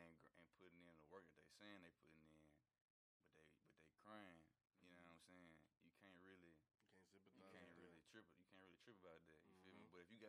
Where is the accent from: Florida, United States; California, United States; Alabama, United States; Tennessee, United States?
Tennessee, United States; Nashville; I'm from Nashville